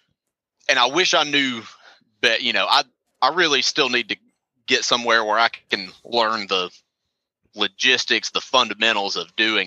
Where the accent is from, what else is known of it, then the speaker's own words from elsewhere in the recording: Northwest Georgia, United States; I'm from Northwest Georgia